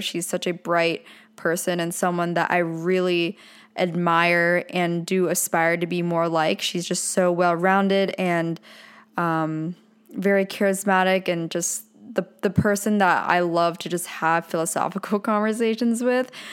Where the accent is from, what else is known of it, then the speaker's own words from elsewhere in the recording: Pennsylvania, United States; now in Orange County, California, United States; since I grew up in Pennsylvania, I moved to, to Southern California